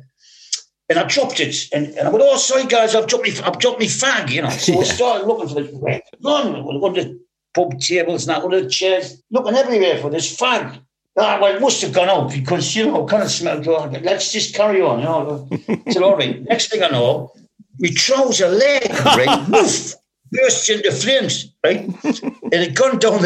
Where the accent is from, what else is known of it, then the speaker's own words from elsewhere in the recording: Newcastle upon Tyne, North East England, United Kingdom; When I was a kid growing up in Benwell, you know, in the suburbs of Newcastle